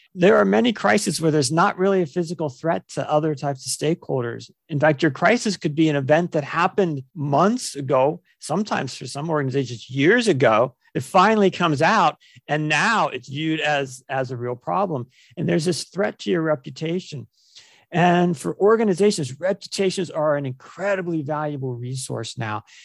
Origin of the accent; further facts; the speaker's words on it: Ohio, United States; I was born and raised in Ohio, here in the, in the U S